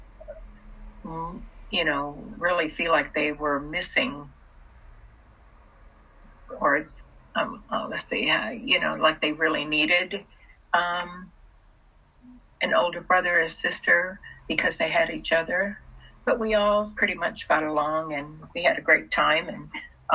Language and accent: English; Texas, United States; English is a second language; also born or lived in China / Germany; I grew up in Texas. Most, you know, my schooling, I didn't speak English when I came here. I spoke German and I spoke Russian. And so English was my third language.